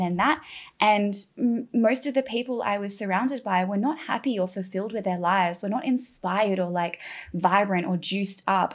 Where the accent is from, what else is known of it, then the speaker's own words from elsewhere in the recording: Australia; moved away as an adult; now in Bali, Indonesia; I'm from Australia, a very green, beautiful